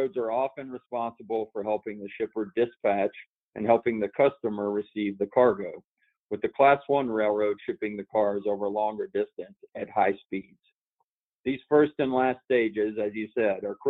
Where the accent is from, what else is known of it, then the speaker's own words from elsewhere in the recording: Knoxville, Tennessee, United States; moved away; also born or lived in Ohio; I grew up in Knoxville, Tennessee. I spent a considerable time in Ohio, though